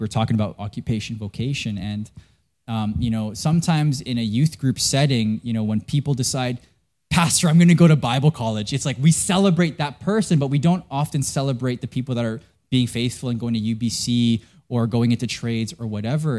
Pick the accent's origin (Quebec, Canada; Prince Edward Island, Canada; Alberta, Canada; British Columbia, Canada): British Columbia, Canada; Vancouver; I'm from Canada.